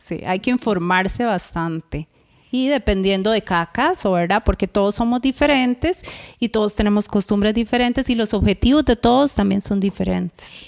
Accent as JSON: {"language": "Spanish", "country": "Costa Rica", "said": "los ticos"}